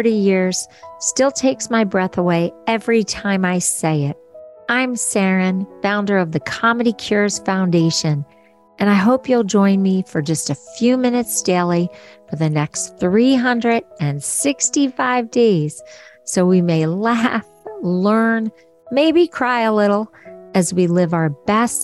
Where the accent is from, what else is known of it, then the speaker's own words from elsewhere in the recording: Philadelphia, Pennsylvania, United States; I'm from Philly and I grew up on the Parkway